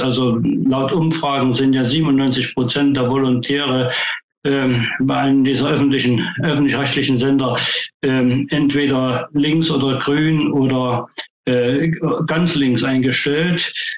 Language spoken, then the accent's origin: German; Thuringia, Germany; moved away; also born or lived in Dresden, Saxony; ich komme ja ursprünglich aus Thüringen